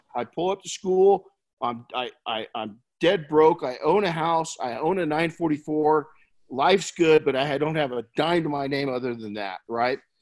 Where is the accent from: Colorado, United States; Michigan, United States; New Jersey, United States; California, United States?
California, United States; Colton; I grew up in Colton